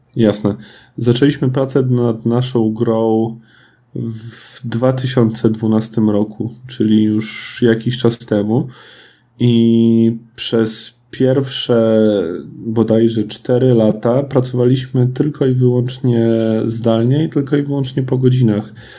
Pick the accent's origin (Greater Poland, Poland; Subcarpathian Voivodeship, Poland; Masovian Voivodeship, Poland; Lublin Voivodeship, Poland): Lublin Voivodeship, Poland; Lublin; jestem z Lublina, całe nasze studio jest z Lublina